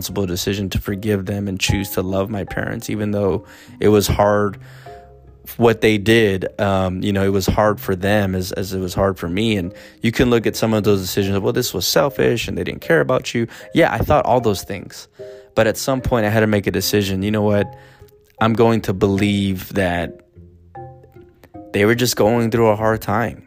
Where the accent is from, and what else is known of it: United States